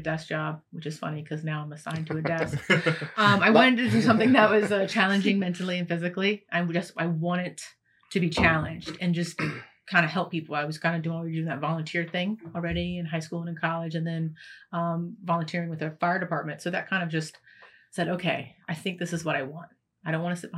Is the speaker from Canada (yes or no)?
no; Gloucester, Virginia, United States; I grew up in Gloucester